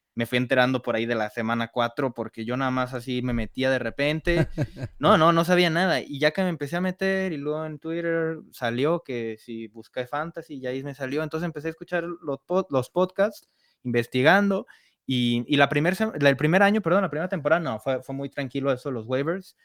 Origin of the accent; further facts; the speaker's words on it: Guadalajara, Jalisco, Mexico; yo también soy de aquí de Guadalajara